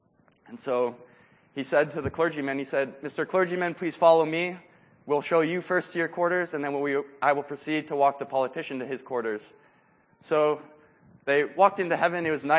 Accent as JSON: {"language": "English", "town": "Quito", "region": "Pichincha", "country": "Ecuador", "tie": "born or raised there", "moved": "as an adult", "said": "I was born and raised in Quito, Ecuador, and I spent 18 years there. And I grew up in Rachel Saint's house."}